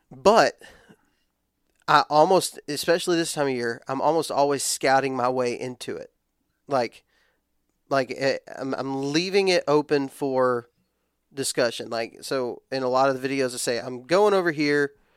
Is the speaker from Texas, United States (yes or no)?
yes; West Texas, United States; I grew up in West Texas where ladder stands aren't really a thing.